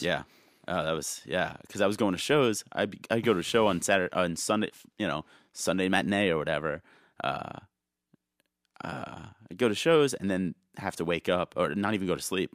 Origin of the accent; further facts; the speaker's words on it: New Jersey, United States; also born or lived in Yonkers, New York; I grew up in Jersey